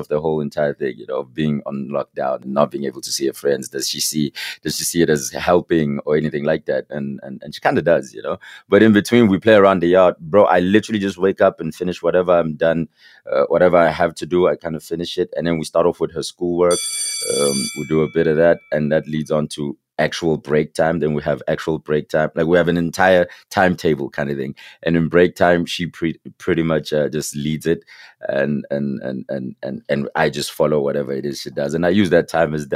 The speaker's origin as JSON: {"language": "English", "town": "Katlehong", "region": "Gauteng", "country": "South Africa", "tie": "born or raised there", "also_born_or_lived": "Alberton", "said": "I'm from Katlehong, right? So my day coming up from Katlehong was split in two"}